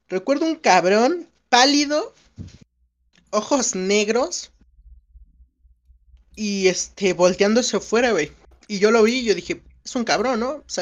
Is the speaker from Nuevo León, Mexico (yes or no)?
no; Mexico City, Mexico; soy de la Ciudad de México.